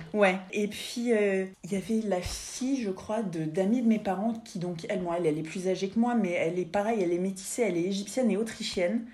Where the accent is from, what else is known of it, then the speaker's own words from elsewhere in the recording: Paris, Île-de-France, France; je suis parisienne de pure souche